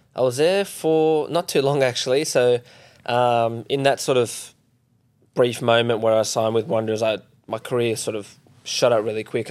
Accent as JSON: {"language": "English", "town": "Perth", "region": "Western Australia", "country": "Australia", "tie": "born or raised there", "said": "I grew up in Perth"}